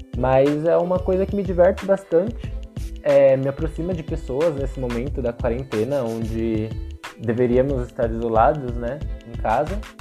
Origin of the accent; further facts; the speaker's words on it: São Paulo, Brazil; moved away as an adult; sou de São Paulo, capital